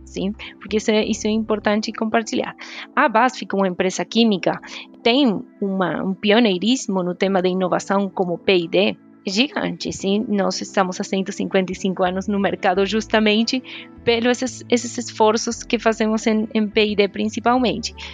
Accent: Argentina; Portuguese is a second language; moved away; Eu sou argentina

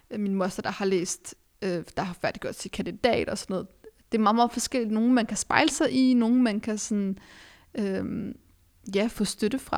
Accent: Denmark; at vi er vokset op i Danmark, øh, født og vokset op i Danmark med en anden etnisk baggrund

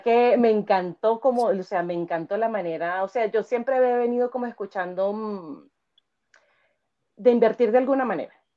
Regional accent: Venezuela; moved away as an adult; now in Chile; soy venezolana

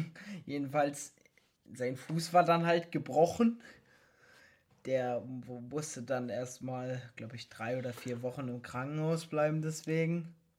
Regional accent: Cottbus, Brandenburg, Germany; wir kommen beide aus Cottbus

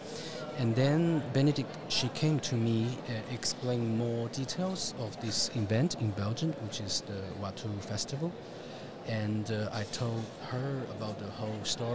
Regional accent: Shanghai, China; English is a second language; moved away as an adult; now in Paris, France; my hometown Shanghai

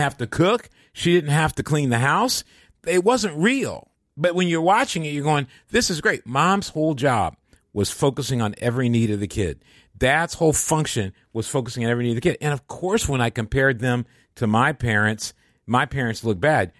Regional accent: Michigan, United States; I come from Michigan

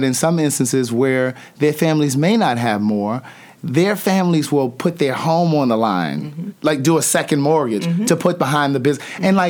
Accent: Maryland, United States; because I'm from Maryland.

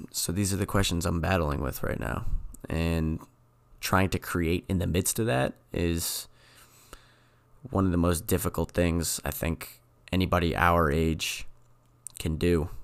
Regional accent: New England, United States; I'm from New England

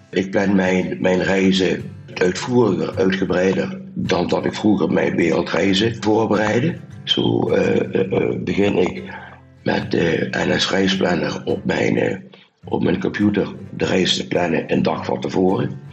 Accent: Limburg, Netherlands; accent: soft G; Maar jullie hadden er al mijn zachte G al gehoord. Eh. Ik kom uit Limburg

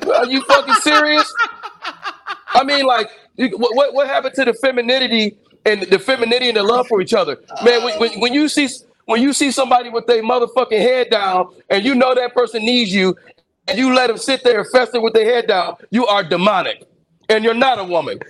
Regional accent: Michigan, United States; also born or lived in Mobile, Alabama / Detroit, Michigan / Ypsilanti, Michigan / Ann Arbor, Michigan; I grew up in Michigan

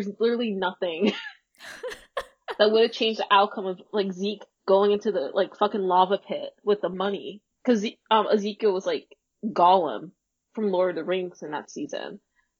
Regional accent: United States; We're American, by the way, if you haven't noticed.

